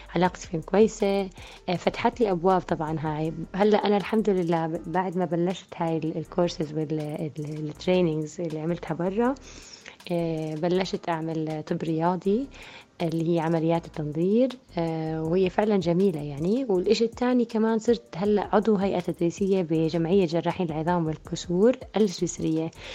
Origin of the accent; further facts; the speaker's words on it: Jordan; also born or lived in Switzerland / Austria; رجعت على الأردن